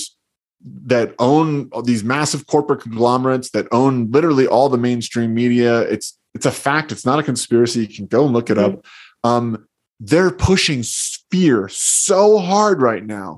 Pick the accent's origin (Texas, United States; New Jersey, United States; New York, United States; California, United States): New Jersey, United States; I grew up in New Jersey, and I remember being a little boy taking field trips